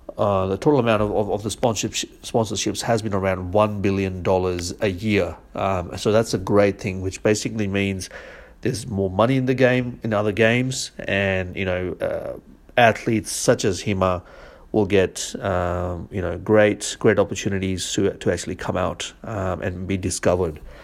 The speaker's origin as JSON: {"language": "English", "country": "India", "tie": "born or raised there", "said": "I, I grew up in India"}